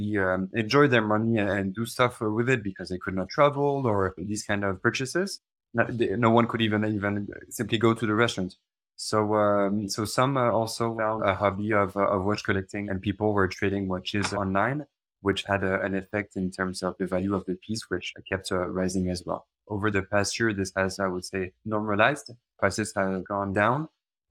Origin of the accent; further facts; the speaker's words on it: Paris, Île-de-France, France; moved away as an adult; now in Switzerland; I've been born and raised in Paris. And 10 years ago, I moved to Switzerland